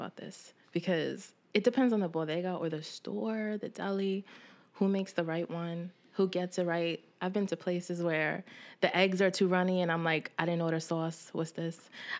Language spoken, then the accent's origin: English; Brooklyn, New York, United States; also born or lived in West Harlem, United States; I'm from Bed-Stuy, Brooklyn.